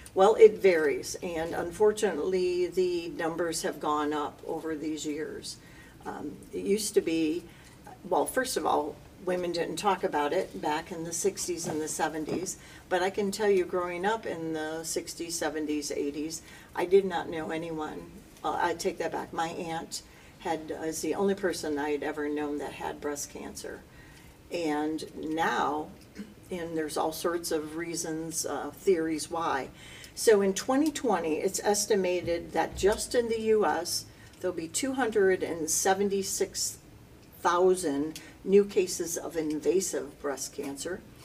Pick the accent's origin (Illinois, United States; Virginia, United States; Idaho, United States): Illinois, United States; Lombard; moved away as an adult; now in Aurora, United States; I was born and raised in Lombard, so I'm Western